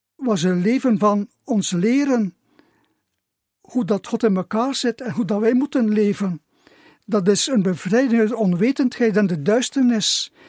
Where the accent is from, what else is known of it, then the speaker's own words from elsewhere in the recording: Zerkegem, Flanders, Belgium; also born or lived in Gistel; now in Kortemark, Belgium; ben ik geboren in Zerkenhem. Ik heb daar tien jaar gewoond